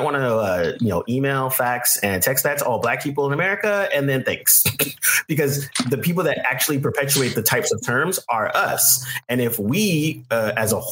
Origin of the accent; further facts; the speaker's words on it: Bay Area, California, United States; moved away; also born or lived in New York; I grew up in Bay Area. I grew up around mostly Asian Americans, all different types of Southeast Asians.